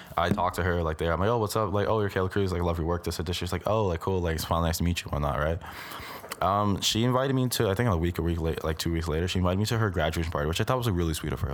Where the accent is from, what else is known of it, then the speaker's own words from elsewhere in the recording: Brampton, Ontario, Canada; I'm from Brampton